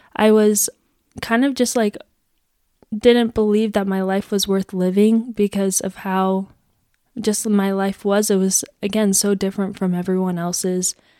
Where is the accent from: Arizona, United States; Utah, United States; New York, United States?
Arizona, United States; Gilbert; I am from Gilbert, Arizona